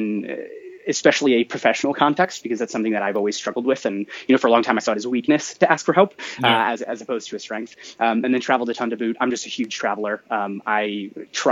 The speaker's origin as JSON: {"language": "English", "area": "right outside of Columbus", "region": "Ohio", "country": "United States", "tie": "born or raised there", "said": "I am from Ohio, originally born and raised right outside of Columbus"}